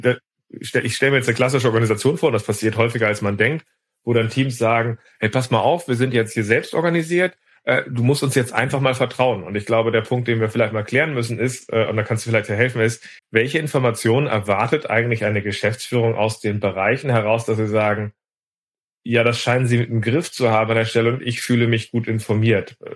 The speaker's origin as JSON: {"language": "German", "region": "Hamburg", "country": "Germany", "said": "als Hamburger"}